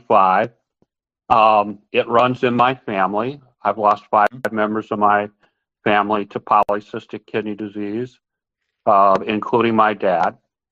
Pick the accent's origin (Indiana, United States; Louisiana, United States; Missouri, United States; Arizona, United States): Indiana, United States; Hammond; I'm from Hammond, Indiana.